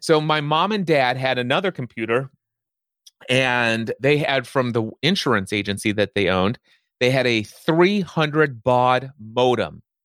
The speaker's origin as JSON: {"language": "English", "region": "Northern Kentucky", "country": "United States", "tie": "born or raised there"}